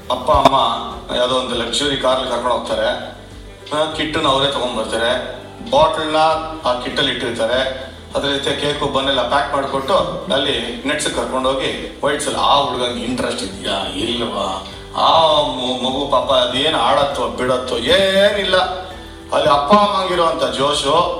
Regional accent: Bangalore, Karnataka, India; ನಾವು ಚಿಕ್ಕವರಿದ್ದಾಗ ನಮ್ಮ ಅಜ್ಜಿ ಮನೆ ಹತ್ರ ಆಡ್ತಿದ್ವಿ ಅಂತ ಹೇಳ್ತಾ ಅದು ಬಸವನಗುಡಿ ಗಾಂಧಿ ಬಿಸರ್ ಏರಿಯಾ ಬ್ಯಾಂಗ್ಳೂರ್ ಸೌತ್

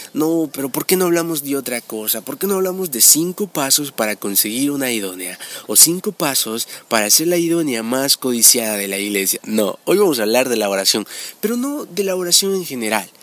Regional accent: El Salvador; en mi país, El Salvador

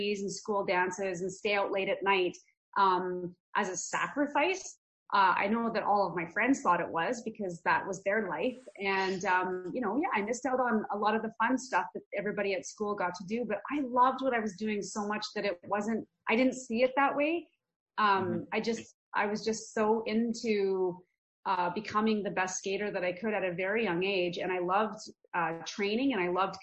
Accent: Red Deer, Alberta, Canada; also born or lived in Calgary, Alberta; I was actually born in Calgary, Alberta, and my parents moved to Red Deer, which is central Alberta, when I was about 1 year old

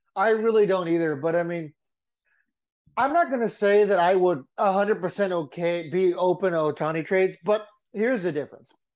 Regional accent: San Diego, California, United States; I'm from San Diego.

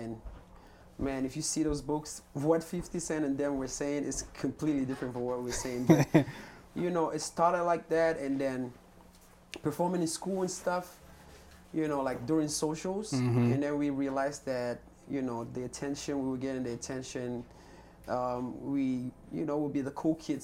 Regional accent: Cameroon; first language Cameroonian Pidgin English; English is a second language; now in United States; growing up in Cameroon, we didn't really have, like, access to the internet

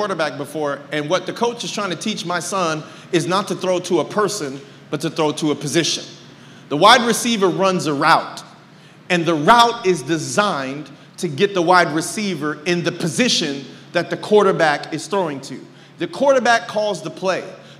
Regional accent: California, United States; now in Texas, United States; Oh. I'm not from California anymore. I'm from Texas.

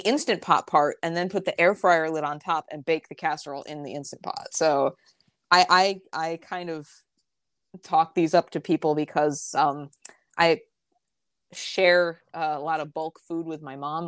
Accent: just outside of Albany, upstate New York, United States; I am from upstate New York, uh, just outside of Albany, and I still live there

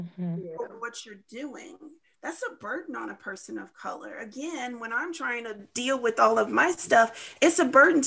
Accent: St. Charles, United States; I came from St. Charles

